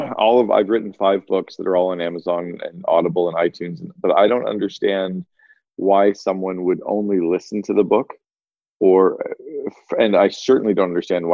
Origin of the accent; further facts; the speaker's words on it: Northern Ontario, Canada; I grew up in Northern Ontario on these little, we didn't even have chairlifts. We had T-bars.